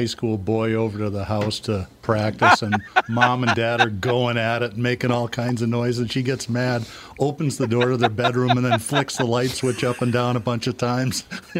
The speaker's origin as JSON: {"language": "English", "region": "Minnesota", "country": "United States", "said": "I'm a Minnesota boy."}